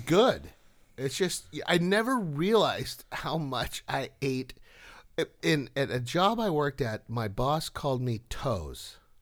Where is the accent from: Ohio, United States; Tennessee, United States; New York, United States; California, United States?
California, United States; Mission Viejo; I remember a time growing up in La Grande de Galle in Mission Viejo